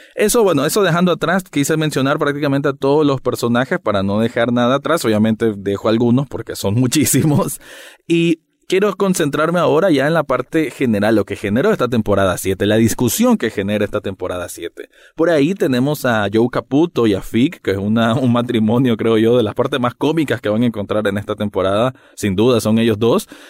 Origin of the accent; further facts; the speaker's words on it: Nicaragua; yo como centroamericano